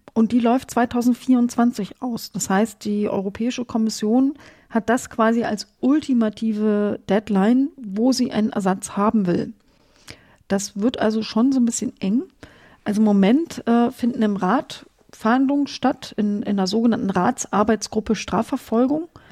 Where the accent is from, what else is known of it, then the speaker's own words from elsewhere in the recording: Germany; ich komme ja aus der DDR. Als die Mauer gefallen ist, war ich 21.